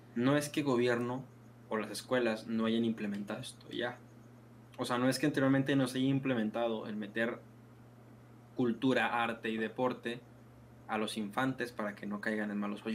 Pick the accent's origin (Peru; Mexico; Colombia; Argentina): Mexico; now in Culiacán, Mexico; la cultura general que tenemos como mexicanos